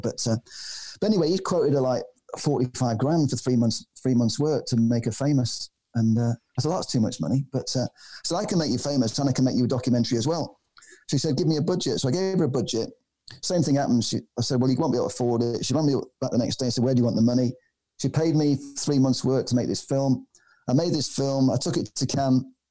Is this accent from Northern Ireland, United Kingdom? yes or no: no; Manchester, North West England, United Kingdom; I come from Manchester. I'm half Maltese. My mother's from Malta.